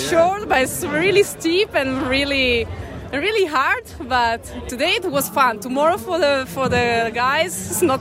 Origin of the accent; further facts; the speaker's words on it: Padua, Veneto, Italy; English is a second language; Uh, and I live here in Veneto, so these are my roads. When I was cyclist, I used to training here also in this area, even if I'm from Padua.